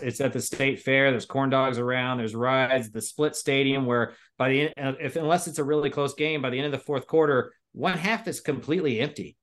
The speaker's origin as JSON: {"language": "English", "town": "Liberty Hill", "region": "Texas", "country": "United States", "tie": "born or raised there", "said": "I grew up in Liberty Hill."}